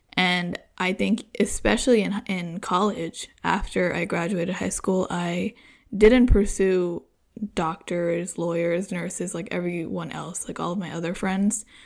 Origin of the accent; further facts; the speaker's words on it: United States; an American-born girl